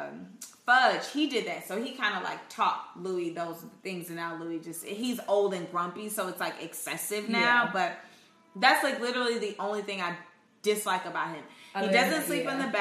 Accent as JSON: {"language": "English", "region": "Indiana", "country": "United States", "said": "I said I was from Indiana."}